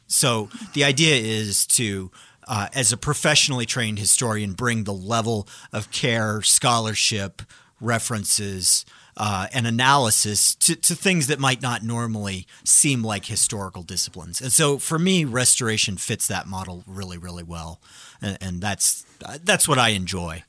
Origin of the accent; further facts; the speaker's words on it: Colorado, United States; I grew up in Colorado. I grew up in the mountains, and it snowed a lot there.